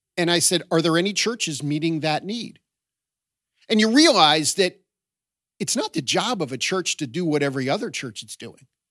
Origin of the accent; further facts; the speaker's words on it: Baltimore, Maryland, United States; also born or lived in Boston area / southern Chester County, Pennsylvania / New York area; now in New York, United States; I was raised in Baltimore